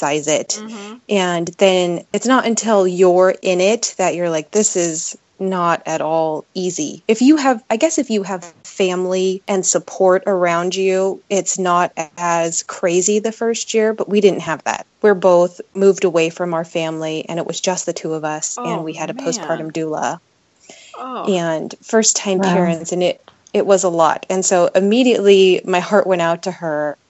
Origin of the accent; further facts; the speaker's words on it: Las Vegas, Nevada, United States; moved away as an adult; now in Seattle, United States; I was born and raised in Las Vegas. I moved here to go to college.